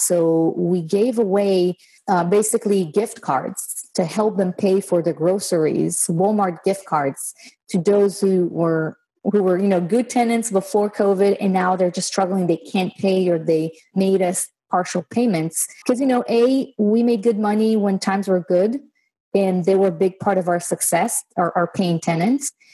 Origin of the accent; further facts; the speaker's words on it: Israel; moved away as an adult; now in United States; I was born and raised in Israel, and I moved to the states about six years ago